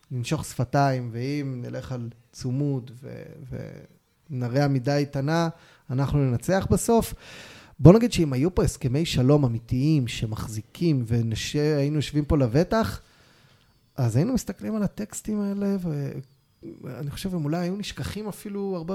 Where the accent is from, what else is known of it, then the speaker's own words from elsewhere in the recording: Ofra, West Bank, Palestine; תראה, תראה גדלתי בעופרה, בתקופת האינתיפאדה בדיוק.